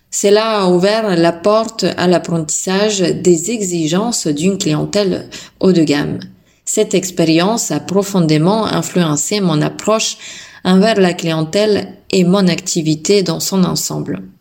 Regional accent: Bulgaria; now in France; À mes débuts en tant que prothésiste angulaire en France, mes influences créatives venaient de mon pays d'origine, la Bulgarie.

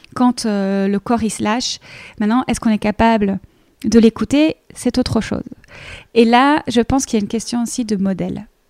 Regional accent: Belgium; accent: Belgian; moved away as an adult; now in Paris, France; moi je suis belge, euh, comme ça, vous le savez tous pour le petit accent

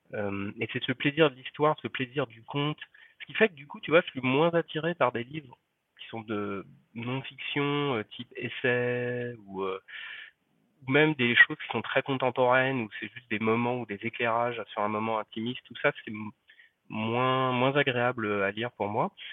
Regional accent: Paris, Île-de-France, France; je suis parisien

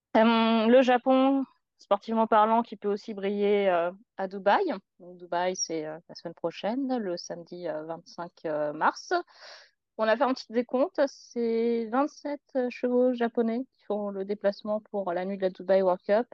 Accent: France; en tant que Français

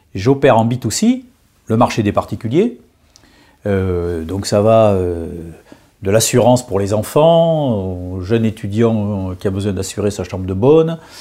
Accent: Bordeaux, Nouvelle-Aquitaine, France; moved away as an adult; now in Paris, France; j'ai quitté ma province, j'ai quitté, mon beau Bordeaux pour aller à Paris

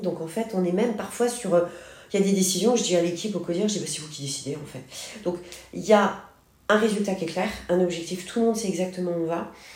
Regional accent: Senegal; moved away as an adult; also born or lived in Paris, France; now in Marseille, France; j'ai vécu très longtemps, mes 8 ans, 18 ans, au Sénégal, en Afrique

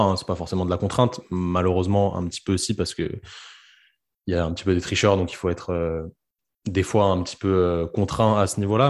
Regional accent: France; chez nous en France

